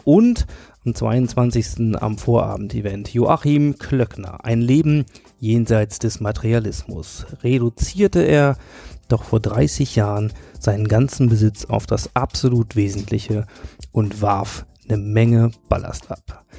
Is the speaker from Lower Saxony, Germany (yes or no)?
yes; Hanover, Lower Saxony, Germany; in meiner Heimatstadt Hannover